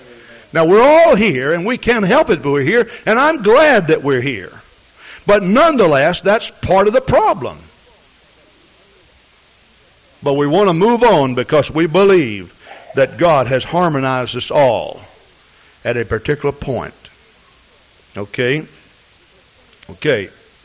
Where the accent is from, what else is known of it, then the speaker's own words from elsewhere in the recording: Scotland, United Kingdom; And I suppose you'd say that I'm a Scottish, okay?